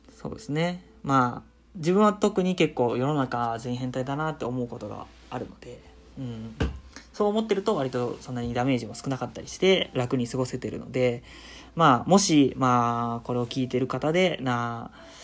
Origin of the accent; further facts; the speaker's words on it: Shizuoka, Japan; 僕、まあ、静岡県出身